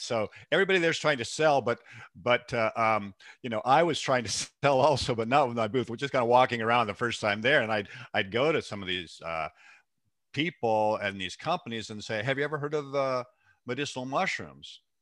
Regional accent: Seattle, Washington, United States; born and raised in the Pacific Northwest, raised in Seattle, actually

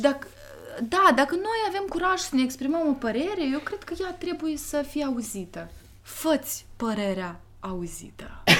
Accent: Moldova; eu sunt moldoveancă

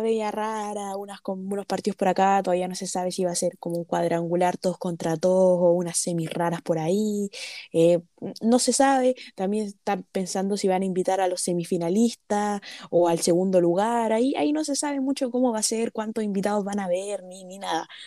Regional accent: Chile; also born or lived in Brazil; como chileno

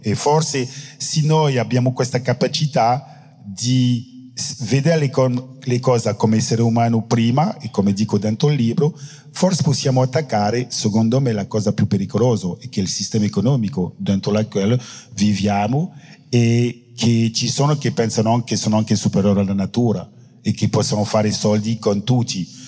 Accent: Guadeloupe; Italian is a second language; also born or lived in France; io sono della Guadalupe

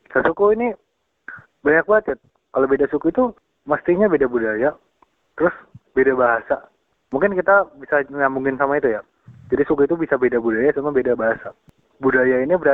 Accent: West Java, Indonesia; gue kan ini ya dari apa Jabar gue kan asal Jabar gitu.

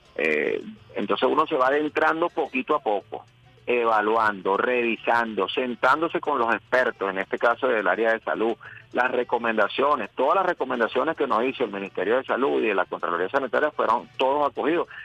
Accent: Caracas, Capital District, Venezuela; Yo soy de Caricuao pero amo ah. mi Caracas y amo mi país

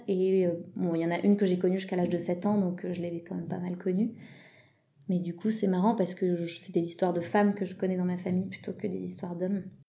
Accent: France; also born or lived in England; Je suis presque autant française qu'européenne.

